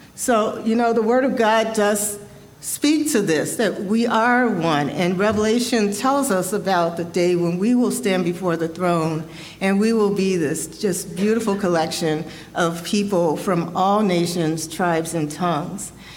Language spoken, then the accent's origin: English; Chicago, Illinois, United States; I was born and raised in Chicago